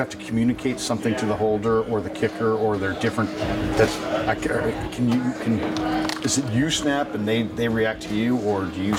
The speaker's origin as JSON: {"language": "English", "region": "California", "country": "United States", "said": "I'm from California, so mm-hmm. I'm used to earthquakes"}